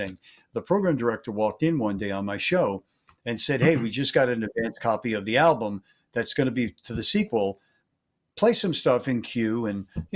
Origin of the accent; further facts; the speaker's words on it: New York, United States; I was born and raised in New York.